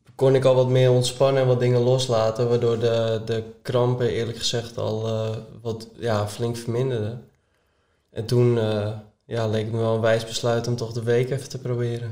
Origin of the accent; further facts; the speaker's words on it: Enkhuizen, North Holland, Netherlands; ik kom uit Enkhuizen